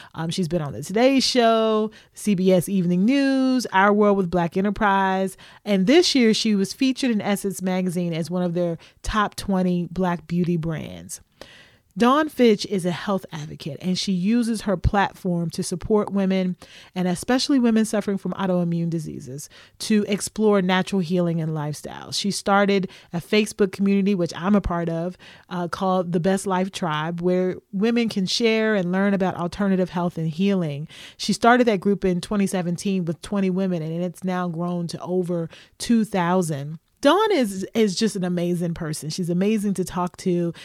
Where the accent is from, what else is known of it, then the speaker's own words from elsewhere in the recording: Louisville, Kentucky, United States; moved away as an adult; also born or lived in Lexington, Kentucky / Chicago; Kentucky, whether it was Lexington for college or Louisville, my hometown, was familiar